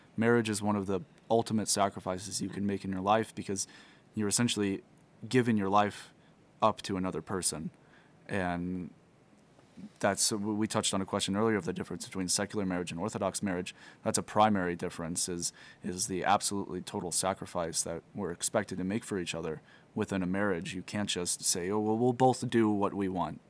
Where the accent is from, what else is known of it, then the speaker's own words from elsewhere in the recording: Missouri, United States; moved away; I'm originally from Missouri, and I'm a seminarian at Jordanville Holy Trinity Seminary